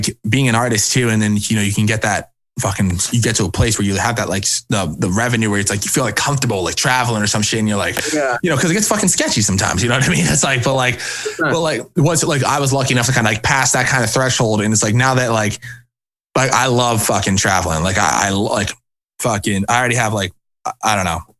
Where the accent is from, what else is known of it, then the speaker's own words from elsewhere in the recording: Cape Cod, Massachusetts, United States; moved away as an adult; also born or lived in New Hampshire; now in Boston, United States; I'm from Cape Cod originally, which is like a little bit of like an hour and a half away from Boston